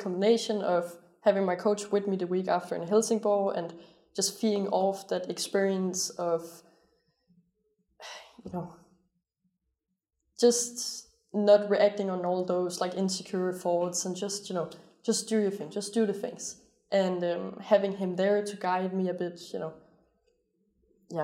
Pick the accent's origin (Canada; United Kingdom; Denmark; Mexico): Denmark; born or raised there; moved away